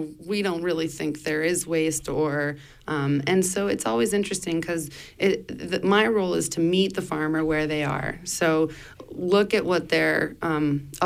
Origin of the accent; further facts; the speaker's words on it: Spain; also born or lived in Blue Hill Peninsula, Maine, United States / Germany; now in Maine, United States; But I grew up in Spain and have been going back and forth from Europe to the U.S.